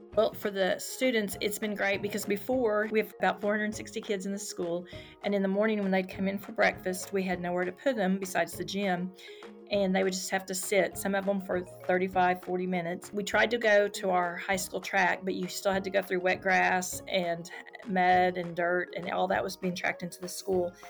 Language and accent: English; Tonkawa, Oklahoma, United States; Then I moved to Tonkawa, which is my hometown